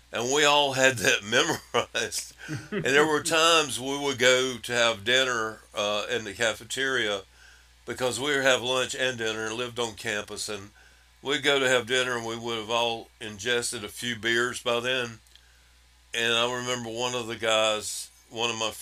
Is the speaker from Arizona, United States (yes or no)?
no; Wellford, South Carolina, United States; also born or lived in Spartanburg, South Carolina; I was born in Spartanburg, grew up in Welford, South Carolina